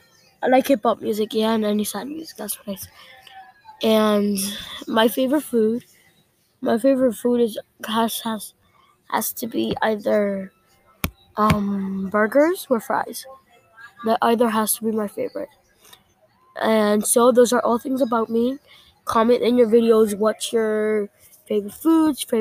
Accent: New York City, New York, United States; also born or lived in Dominican Republic; I grew up actually in the Bronx and in Dominican Republic a little bit, because that's where my parents are from

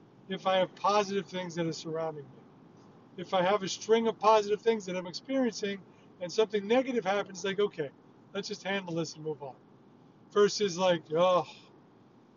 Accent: New York, United States; I grew up in a hostile, loud, combative environment where I'm a peacenik. And I'm surrounded by people growing up in New York

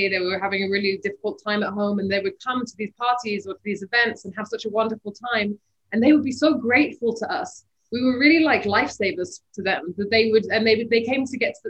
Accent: Bahrain; I grew up in Bahrain in the Middle East.

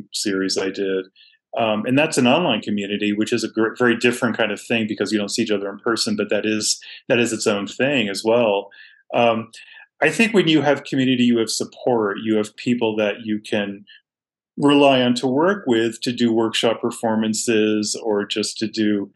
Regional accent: Boston, Massachusetts, United States; I grew up in a really thriving cultural environment in Boston

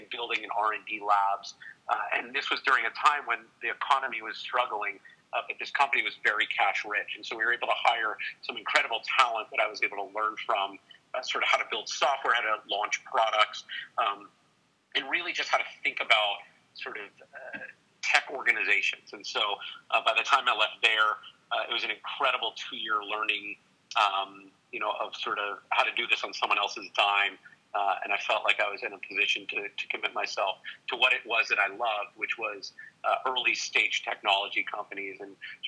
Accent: New York, United States; I grew up in New York

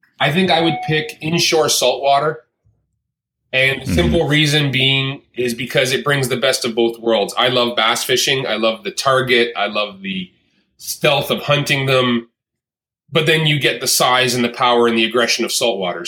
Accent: just north of Toronto, Ontario, Canada; born and raised in Canada, despite most people's thoughts that I am from the U.S., I still live here, and grew up in just north of Toronto, Ontario, Canada

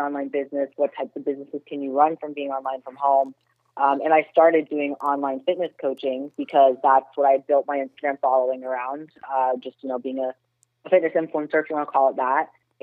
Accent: Toronto, Ontario, Canada; moved away as an adult; now in Florida, United States; I'm actually born and raised in Toronto, Canada

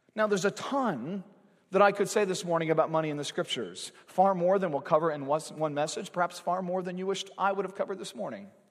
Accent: United States; We've grown up in this country

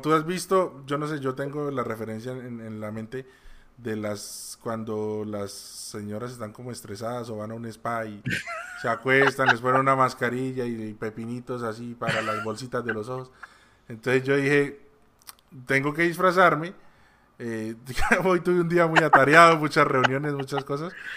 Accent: Colombia; aquí en Colombia, de donde soy yo

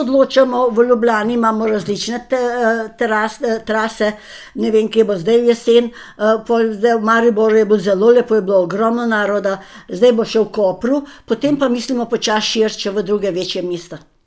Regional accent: Slovenia; Slovenci smo zelo pridni, pošteni in delovni

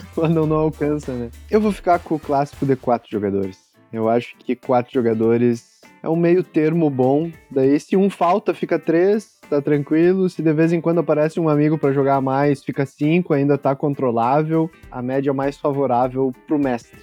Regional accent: São Luiz Gonzaga, Rio Grande do Sul, Brazil; a última cidade era São Luís Gonzaga, que era a nossa cidade

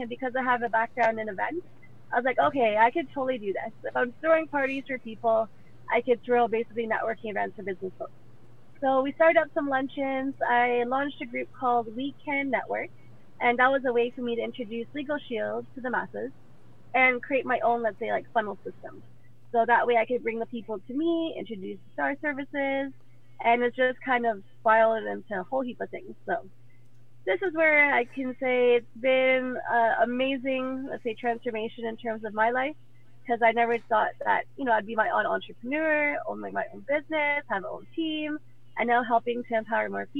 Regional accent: Mississauga, Ontario, Canada; also born or lived in Ottawa / Trinidad; I was born in Ottawa. We moved to Trinidad, lived there for 5 years, did that thing. Parents came back up here, gave Trinidad a go. Didn't really work out, I guess, out there. Came back to Mississauga. I've been here ever since

